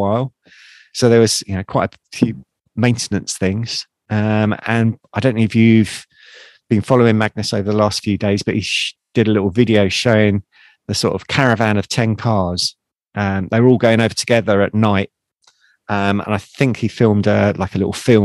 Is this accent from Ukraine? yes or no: no; United Kingdom; being a Brit over there for the first time